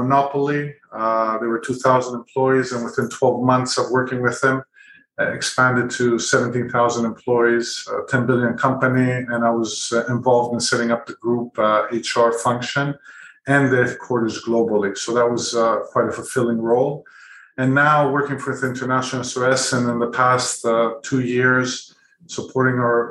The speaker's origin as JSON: {"language": "English", "country": "Greece", "tie": "born or raised there", "also_born_or_lived": "Canada / United Kingdom / Middle East", "moved": "yes", "lives_now": "Singapore", "said": "I was born in Canada, grew up in Greece, studied in the UK, started my career and family in the Middle East, where I stayed there for about 18 years"}